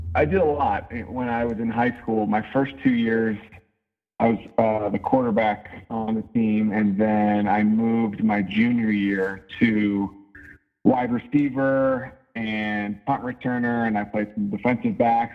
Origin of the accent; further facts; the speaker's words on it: just outside of Philadelphia, Pennsylvania, United States; now in Denver, United States; I grew up just outside of Philadelphia